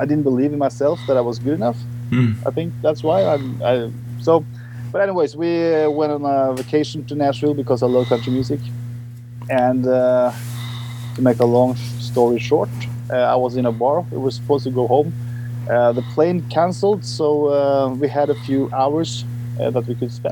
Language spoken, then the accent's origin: English; Norway; I'm from Norway